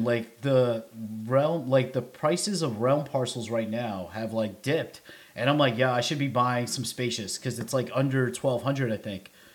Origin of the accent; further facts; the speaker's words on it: New York City, New York, United States; now in Nashville, United States; I'm from the Bronx